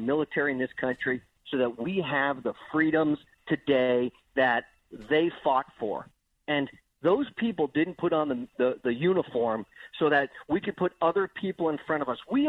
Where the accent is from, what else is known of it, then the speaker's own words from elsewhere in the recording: New Hampshire, United States; in my home state of New Hampshire, where I am today